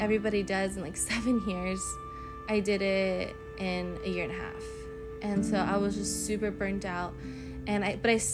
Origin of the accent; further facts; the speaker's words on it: United States; as being American citizens